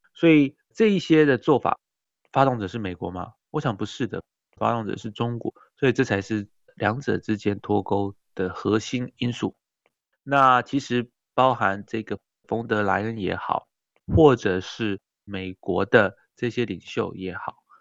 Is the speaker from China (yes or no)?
no; Taiwan; 自己本身是身为台湾人